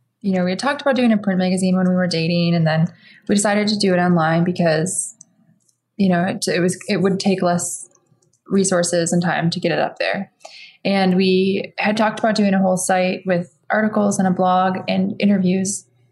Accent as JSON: {"language": "English", "region": "Midwest", "country": "United States", "said": "Not like you see in New York City or elsewhere, like, you know, we came from the Midwest."}